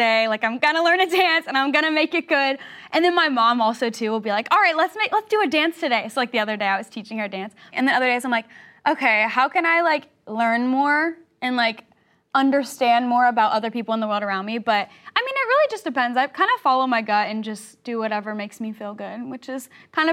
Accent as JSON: {"language": "English", "region": "the South", "country": "United States", "said": "I'm from the South"}